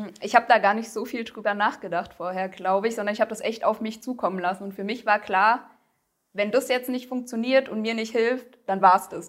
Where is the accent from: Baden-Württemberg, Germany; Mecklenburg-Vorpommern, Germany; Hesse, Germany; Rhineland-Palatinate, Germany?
Hesse, Germany; southern; ich bin 28 Jahre alt, komme aus Südhessen